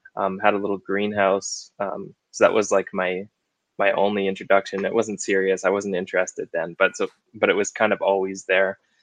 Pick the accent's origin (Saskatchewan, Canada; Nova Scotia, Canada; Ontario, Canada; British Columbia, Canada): British Columbia, Canada; Okanagan; moved away; i grew up in the okanagan in british columbia